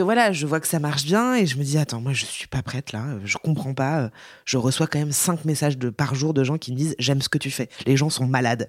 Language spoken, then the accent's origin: French; Paris, Île-de-France, France; je suis une vraie parisienne euh, bobo chiante